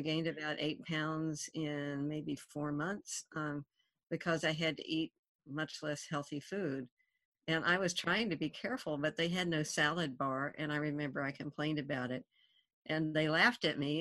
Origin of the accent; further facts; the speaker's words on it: Appalachia, United States; where I grew up in Appalachia, we didn't have fast food in that era